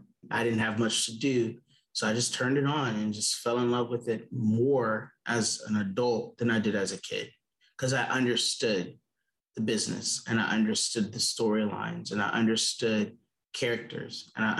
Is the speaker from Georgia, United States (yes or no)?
yes; South Georgia, United States; I'm originally from South Georgia, so a small town.